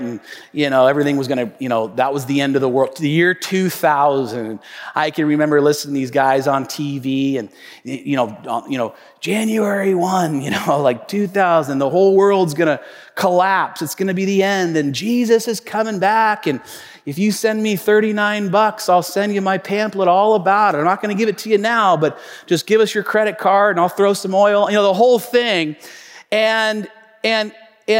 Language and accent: English; Tacoma, Washington, United States; my hometown, Tacoma, Washington